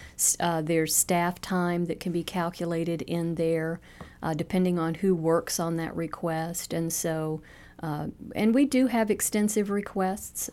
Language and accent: English; Louisiana, United States; also born or lived in Estes Park, Colorado; now in Cape Coral, United States; We're born and raised in Louisiana